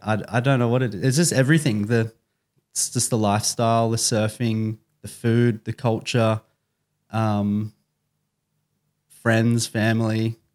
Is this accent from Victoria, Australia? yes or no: no; Byron Bay, New South Wales, Australia; born or raised there; also born or lived in Sydney